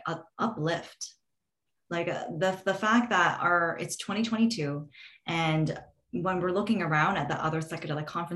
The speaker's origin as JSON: {"language": "English", "country": "Canada"}